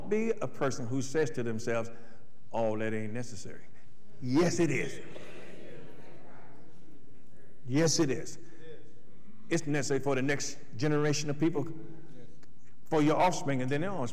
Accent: Athens, Tennessee, United States; the town I grew up in, Athens

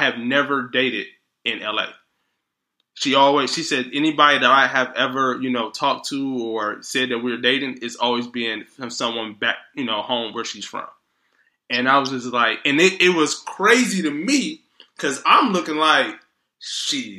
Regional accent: Detroit, Michigan, United States; now in Los Angeles, United States; we're both from Detroit

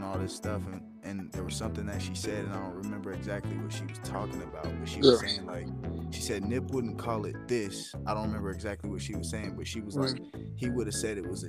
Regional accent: Ohio, United States; moved away; also born or lived in Colorado / Atlanta; I grew up in Ohio, half my life in Ohio, half my life in Colorado.

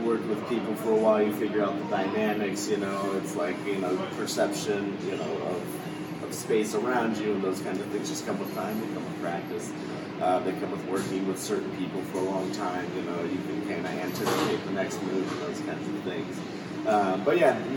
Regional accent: Redding, California, United States; moved away as an adult; I'd moved away from my hometown, which is Redding, California, far up north, and I moved down here

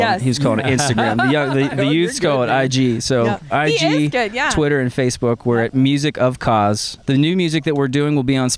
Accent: Nanty Glo, Pennsylvania, United States; I'm from Cambria County

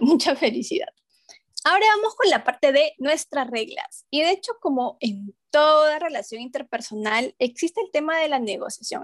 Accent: Huancayo, Junín, Peru; moved away; veníamos de una familia grandota en, mi Huancayo, que es mi tierra natal

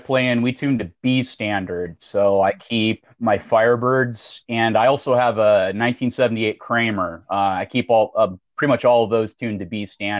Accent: Avoyelles Parish, Louisiana, United States; accent: Southern; also born or lived in North Texas; now in Arizona, United States; But I'm from Avoyelles Parish in Louisiana.

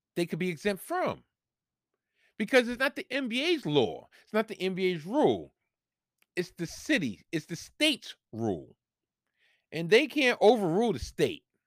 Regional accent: New York, United States; here in my home state, in my home city in New York

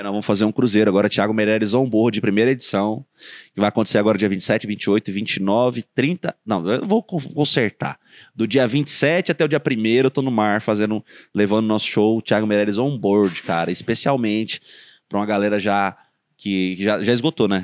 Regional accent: Espírito Santo, Brazil; moved away as an adult; also born or lived in São Paulo; now in Goiânia, Brazil; eu sou capixaba, levanto a bandeira do meu estado

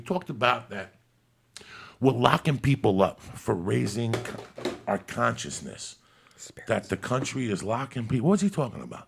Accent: New York, United States; moved away; I grew up in New York when New York was New York.

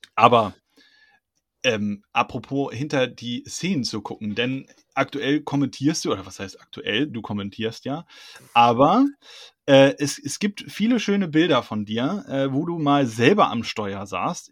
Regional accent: Hunsrück, Rhineland-Palatinate, Germany; ich komme aus dem Hunsrück

